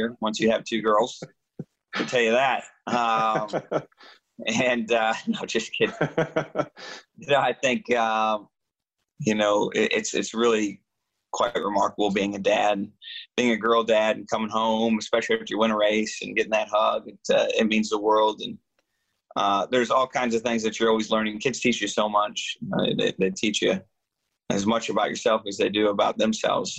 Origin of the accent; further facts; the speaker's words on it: Michigan, United States; moved away; my home state